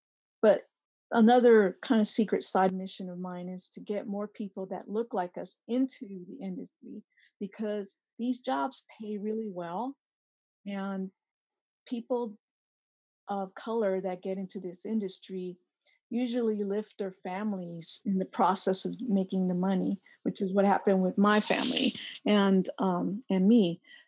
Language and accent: English; Oakland, California, United States; And I grew up in Oakland, by the way. I went to the Oakland Public School.